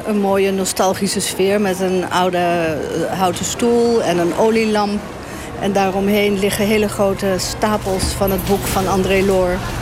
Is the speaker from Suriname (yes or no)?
yes; south of Paramaribo, Sipaliwini, Suriname; ik weet helemaal waar ik vandaan kom. Ja, ik kom zeg maar uit het eh, zuiden van Paramaribo. Dat is district Sipaliwini